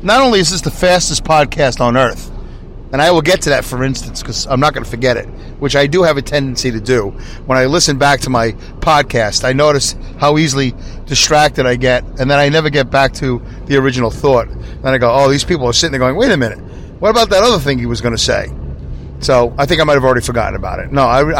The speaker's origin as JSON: {"language": "English", "town": "New York City", "region": "New York", "country": "United States", "moved": "yes", "lives_now": "upstate New York, United States", "said": "I'm originally from Brooklyn, New York."}